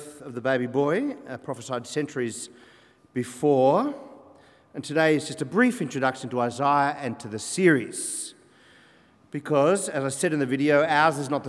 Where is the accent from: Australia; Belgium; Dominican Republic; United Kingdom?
Australia; I'm an Australian, both sides 1840, and then before that, Scotland